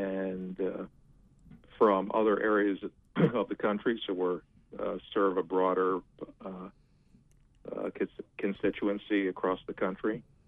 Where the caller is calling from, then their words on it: Friendship, United States; from Friendship.